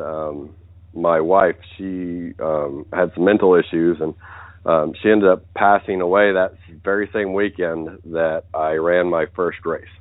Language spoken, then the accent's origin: English; West Virginia, United States; moved away as an adult; I grew up in West Virginia, uh, more or less as a country boy